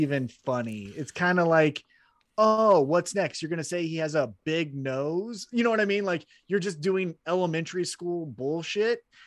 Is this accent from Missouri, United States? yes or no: yes; Independence, Missouri, United States; born or raised there